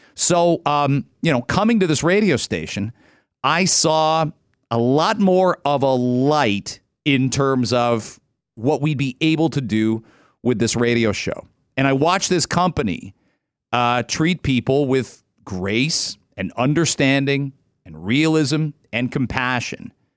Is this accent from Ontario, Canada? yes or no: yes; Ontario, Canada; I'm an Ontario kid